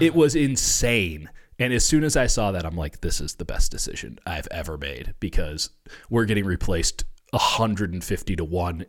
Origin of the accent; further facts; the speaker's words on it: Chicago, Illinois, United States; moved away; growing up in Chicago, you know, raised in Catholic school